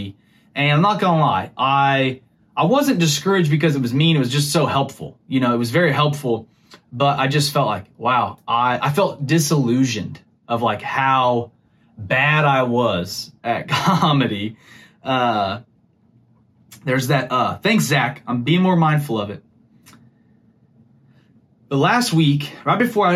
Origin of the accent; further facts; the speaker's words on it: Missouri, United States; I'm from Missouri